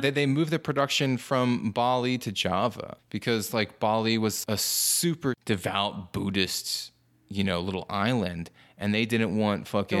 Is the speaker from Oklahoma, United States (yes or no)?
no; New Jersey, United States; I'm, I'm from New Jersey. It's a regional dialect